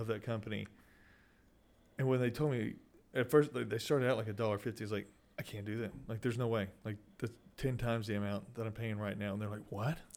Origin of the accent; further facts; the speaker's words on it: Sweeny, Texas, United States; getting out of my hometown